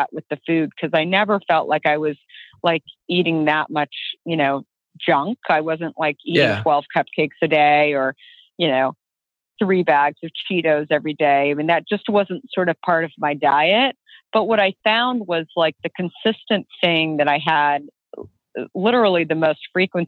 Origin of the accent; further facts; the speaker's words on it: Arizona, United States; I grew up in Arizona